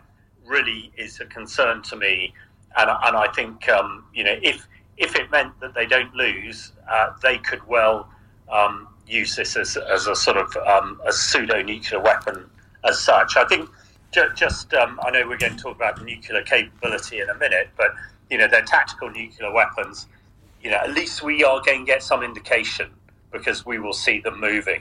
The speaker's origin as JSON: {"language": "English", "town": "Salisbury", "region": "South West England", "country": "United Kingdom", "tie": "born or raised there", "said": "my hometown, in fact, Salisbury, where I'm talking to you from today."}